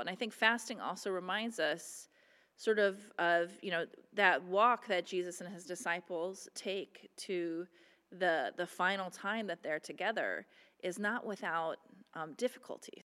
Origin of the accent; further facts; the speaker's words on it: Midwest, United States; moved away; when I was growing up in the Midwest